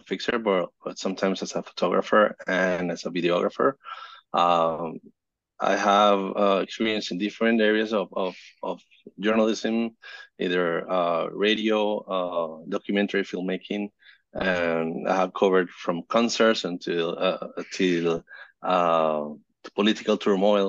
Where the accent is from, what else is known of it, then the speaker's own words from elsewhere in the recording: Caracas, Capital District, Venezuela; I'm from Caracas, Venezuela